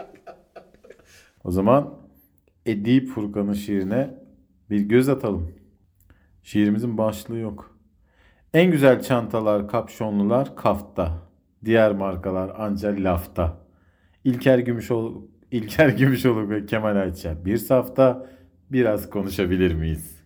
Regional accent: Konya, Turkey; şimdi Konyalıyım ya ben.

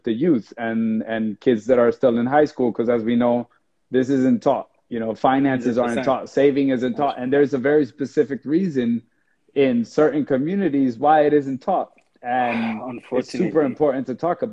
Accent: New Jersey, United States; I grew up in New Jersey in a very poor environment

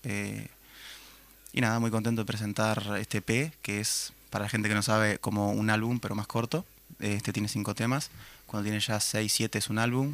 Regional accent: Minas, Lavalleja, Uruguay; soy de Minas, vine de Minas hoy

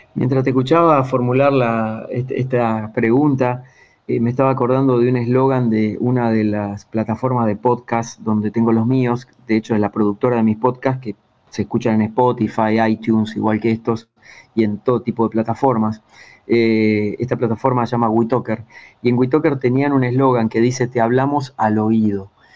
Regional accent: Buenos Aires Province, Argentina; moved away as an adult; also born or lived in Ushuaia, Tierra del Fuego; Empecé en la radio de mi pueblo, en el interior de Argentina, unos 300 kilómetros al sur de Buenos Aires, eh, cuando tenía 8 años

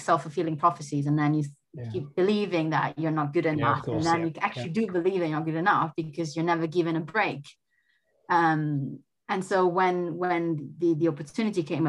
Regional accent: Italy; moved away as an adult; also born or lived in Germany; being away from my home country

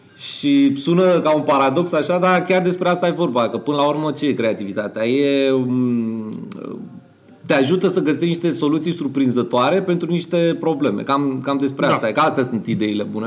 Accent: Romania; noi ca români

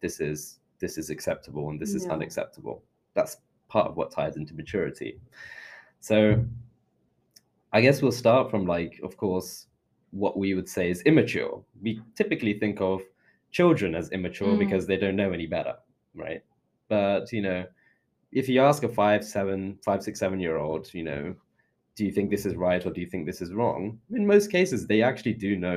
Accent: London, United Kingdom; also born or lived in Leicester; I moved here when I was 4, so I'm a Londoner

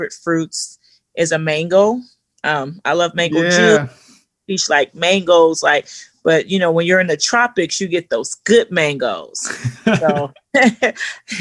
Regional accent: Los Angeles, California, United States; now in Portland, United States; a young girl coming from the ghetto, coming from South Central

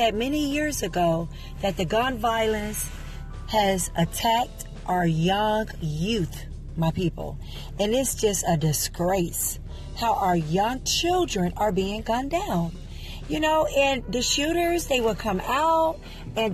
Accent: Chicago, Illinois, United States; I'm from Chicago, born and raised, 47 years strong.

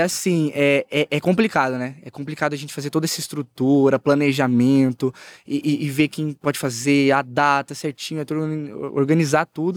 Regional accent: Ribeirão Preto, São Paulo, Brazil; Eu sou de, eu sou nascido em Ribeirão Preto, né? Uhum. Cidade quente pra caramba, aqui perto do interior. E assim, é, eu cresci assim, igreja pequena

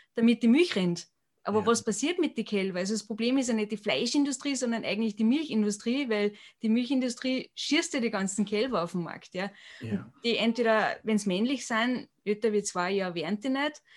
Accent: Austria; bei uns in Europa oder in Österreich

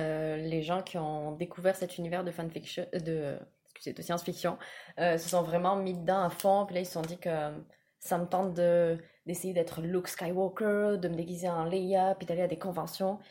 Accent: France; moved away as an adult; now in Quebec, Canada; je suis française, je vis au Québec depuis quatre ans maintenant

